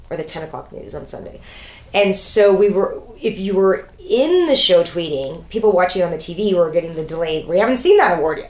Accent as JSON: {"language": "English", "town": "Toronto", "region": "Ontario", "country": "Canada", "tie": "born or raised there", "said": "I grew up in Toronto."}